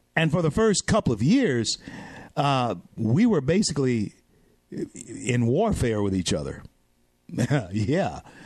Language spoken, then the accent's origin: English; Shreveport, Louisiana, United States; in my hometown, Shreveport, Louisiana